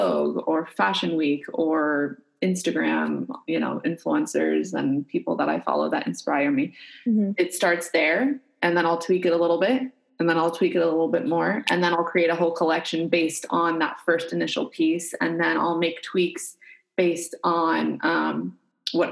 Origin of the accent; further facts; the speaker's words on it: United States; I'm American